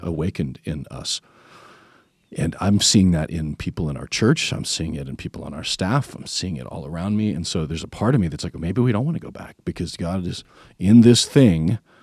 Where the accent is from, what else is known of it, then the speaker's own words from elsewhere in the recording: Tennessee, United States; we're from Tennessee